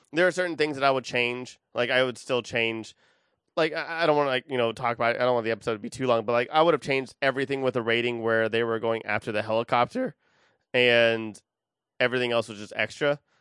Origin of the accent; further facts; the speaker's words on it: Austin, Texas, United States; I'm from Austin